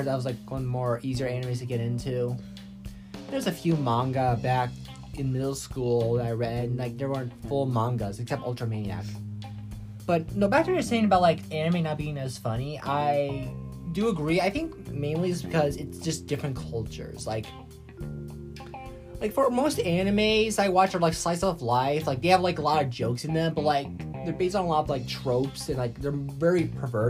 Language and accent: English; United States; I'm an American